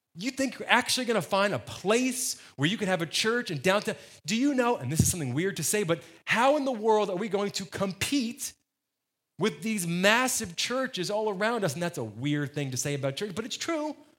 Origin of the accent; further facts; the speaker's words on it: New Jersey, United States; moved away; I grew up in New Jersey